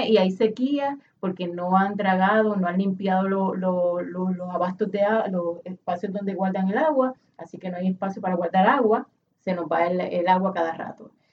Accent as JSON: {"language": "Spanish", "country": "Puerto Rico", "said": "Aquí está mi familia, yo soy puertorriqueña, eso es lo que soy"}